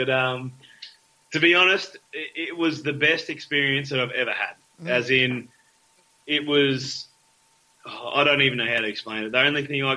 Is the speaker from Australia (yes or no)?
yes; Victoria, Australia; moved away; I'm from Victoria originally